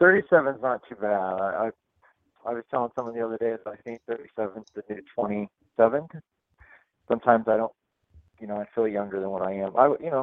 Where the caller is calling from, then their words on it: London, United Kingdom; So I'm calling from London.